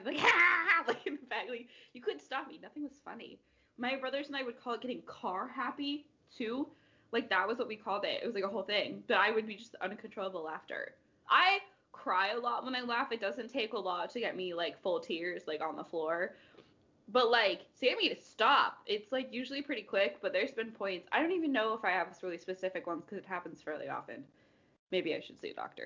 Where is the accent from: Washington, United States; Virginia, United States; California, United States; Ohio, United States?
Washington, United States; moved away as an adult; now in Nashville, United States; we're both originally from Washington State. I currently live, like 20 minutes outside of Nashville, Tennessee